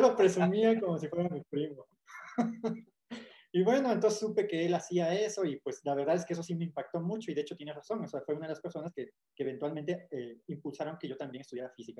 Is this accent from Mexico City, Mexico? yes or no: no; Huatusco, Veracruz, Mexico; yo soy de Sabanas